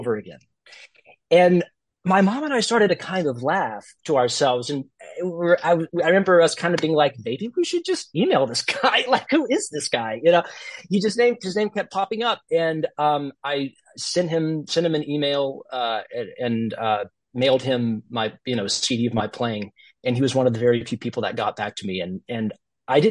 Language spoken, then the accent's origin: English; Gulf Shores, Alabama, United States; moved away as an adult; also born or lived in Westchester, New York; now in New Jersey, United States; Growing up in Gulf Shores, I didn't really have a ton of exposure outside of playing in the youth orchestra